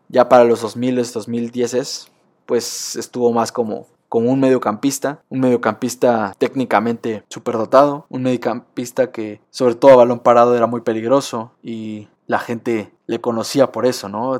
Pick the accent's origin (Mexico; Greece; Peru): Mexico; como mexicanos